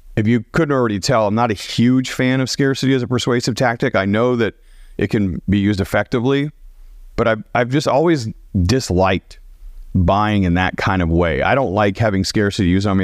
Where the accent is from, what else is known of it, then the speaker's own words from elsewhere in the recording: Portland, Oregon, United States; moved away as an adult; also born or lived in Dallas, United States; I grew up in Portland